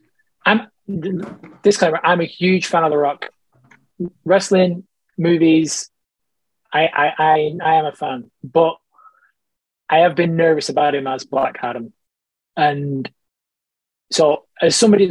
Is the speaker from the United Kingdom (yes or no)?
no; Ireland; I'm Irish